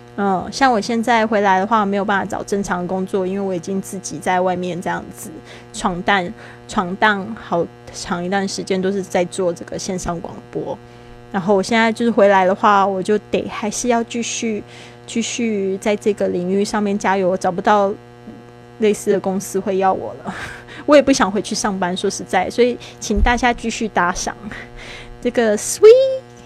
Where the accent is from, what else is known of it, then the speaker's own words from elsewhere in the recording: Taiwan; also born or lived in Spain; 我是台湾人